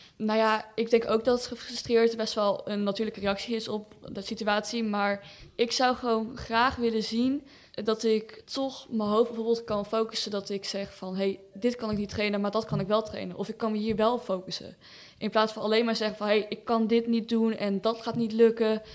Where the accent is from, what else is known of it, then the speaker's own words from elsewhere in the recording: Breda, North Brabant, Netherlands; Ik ben 16 jaar. Ik kom uit Breda.